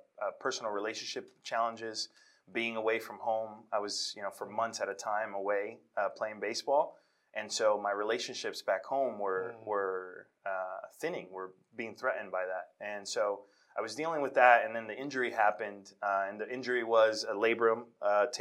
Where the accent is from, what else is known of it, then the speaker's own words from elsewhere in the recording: New York City, New York, United States; born and raised in Washington Heights, New York